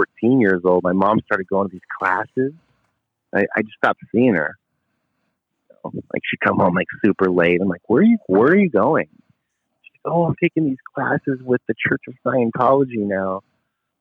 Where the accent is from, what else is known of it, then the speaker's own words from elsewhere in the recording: Port Hueneme, California, United States; I was born in Port Hueneme, California